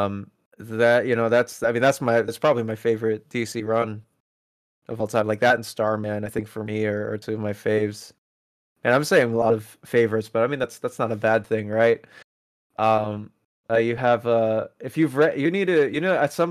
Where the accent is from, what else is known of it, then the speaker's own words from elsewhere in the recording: Philippines; moved away; I am originally from the Philippines. I'm Filipino